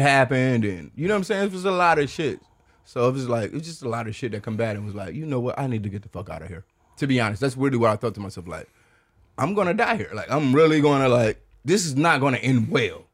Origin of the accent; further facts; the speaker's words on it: Detroit, Michigan, United States; moved away as an adult; now in Austin, United States; I'm from Detroit